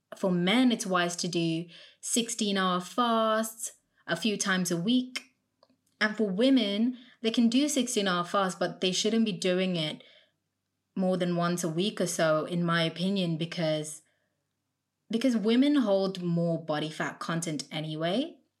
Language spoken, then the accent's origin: English; India; now in United Kingdom; I grew up in India